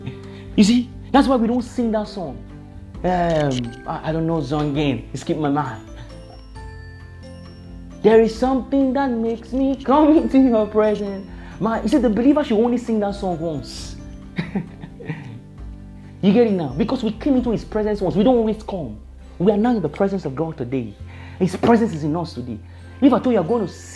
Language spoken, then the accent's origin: English; Nigeria; I'm a Nigerian.